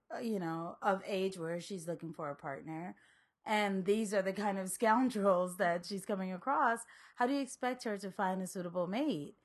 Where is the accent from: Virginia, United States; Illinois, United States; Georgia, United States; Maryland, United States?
Maryland, United States; also born or lived in New York / Liberia; I grew up in Maryland